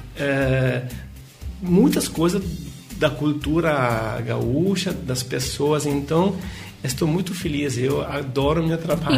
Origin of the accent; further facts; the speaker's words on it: Milan, Lombardy, Italy; Portuguese is a second language; moved away as an adult; now in Porto Alegre, Brazil; a minha vida na Itália, principalmente em Milão, porque eu sou de Milão, foi sempre muito corrida